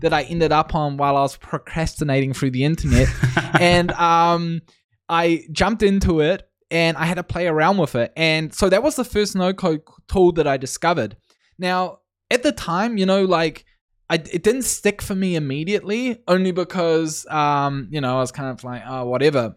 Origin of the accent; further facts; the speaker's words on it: New Zealand; moved away as an adult; now in Canada; I'm originally from New Zealand, but I moved to Canada a little bit over a year ago.